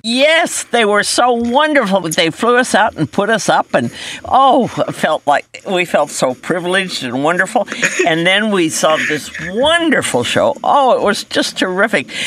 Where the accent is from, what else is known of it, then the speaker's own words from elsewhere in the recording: Denver, Colorado, United States; I was born and raised in Denver, Colorado